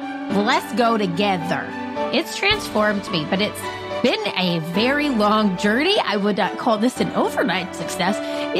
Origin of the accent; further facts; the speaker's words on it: South Carolina, United States; born there; So I was born in South Carolina, but I moved just all over the place growing up.